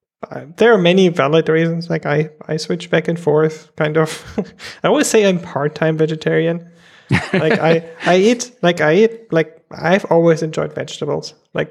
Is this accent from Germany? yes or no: yes; Germany; growing up in Germany, it's like a lot of meat and potatoes.